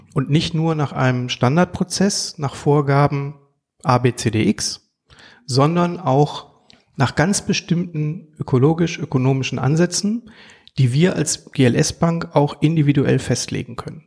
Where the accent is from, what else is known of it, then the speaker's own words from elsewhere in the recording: Duisburg, North Rhine-Westphalia, Germany; Ein Ruhrpott-Gewächs, gebürtiger Duisburger